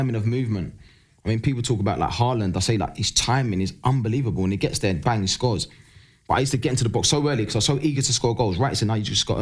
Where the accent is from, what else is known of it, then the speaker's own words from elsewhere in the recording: London, United Kingdom; growing up in East London